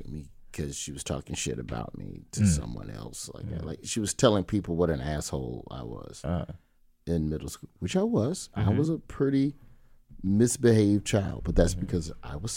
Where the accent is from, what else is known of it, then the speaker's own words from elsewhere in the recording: Alabama, United States; I'm from Alabama